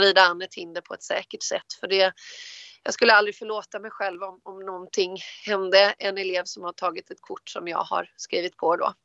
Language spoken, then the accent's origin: Swedish; Varberg, Halland County, Sweden; kommer ifrån Varberg, född och uppvuxen i Varberg.